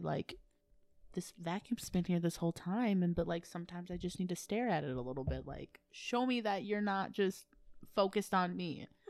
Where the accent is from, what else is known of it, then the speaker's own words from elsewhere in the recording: Wisconsin, United States; Here is in Wisconsin.